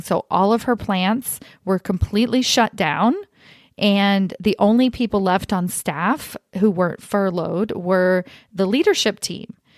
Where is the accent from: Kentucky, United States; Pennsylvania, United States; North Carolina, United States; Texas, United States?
Kentucky, United States; now in California, United States; I grew up in Kentucky